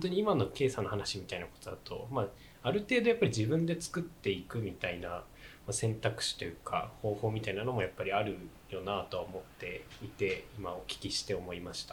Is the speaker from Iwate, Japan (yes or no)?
yes; Tono, Iwate, Japan; 東の出身でいやいや住んでいるとかじゃなくて